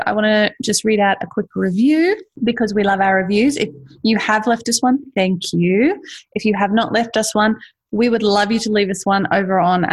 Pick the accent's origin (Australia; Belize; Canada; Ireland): Australia; accent: Ocker; I have a bit more of an Ocker accent than you